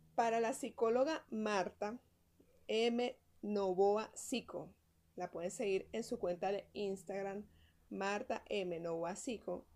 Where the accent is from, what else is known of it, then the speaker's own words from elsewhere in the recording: Venezuela; así somos nosotros los venezolanos